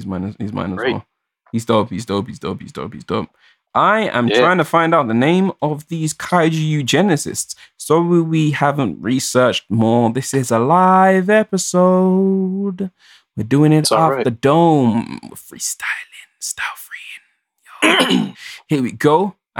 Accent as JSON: {"language": "English", "country": "Jamaica", "said": "Like, dude, I'm black, I'm Jamaican."}